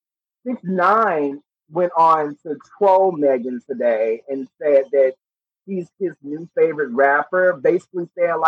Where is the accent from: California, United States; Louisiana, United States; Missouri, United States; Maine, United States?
Louisiana, United States; I live in Louisiana. I'm from the South.